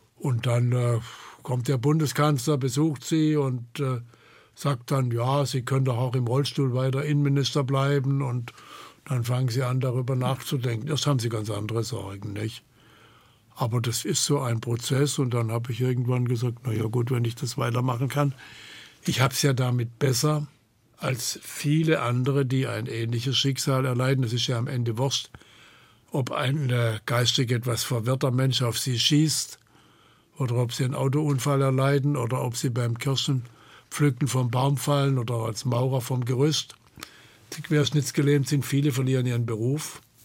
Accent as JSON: {"language": "German", "town": "Hornberg", "region": "Baden-Württemberg", "country": "Germany", "tie": "born or raised there", "said": "Hornberg war, im Übrigen, das ist meine Heimatstadt"}